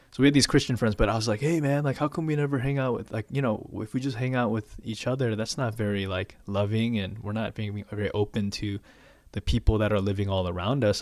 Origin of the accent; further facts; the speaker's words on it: Chicago, Illinois, United States; now in Atlanta, United States; born and raised in Chicago. I mean, I guess the suburbs of Chicago